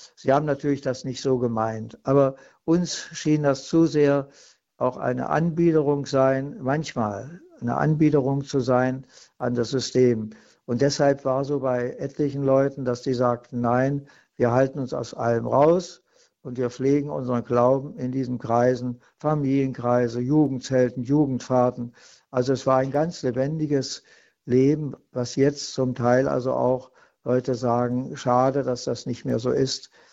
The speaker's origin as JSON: {"language": "German", "region": "East Germany", "country": "Germany", "said": "bei uns in der DDR"}